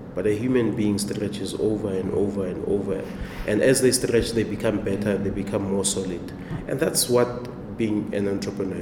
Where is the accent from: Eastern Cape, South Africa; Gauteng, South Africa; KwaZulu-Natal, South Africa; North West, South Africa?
Gauteng, South Africa; Temba; I'm originally from Temba, which is in Hammanskraal, Pretoria.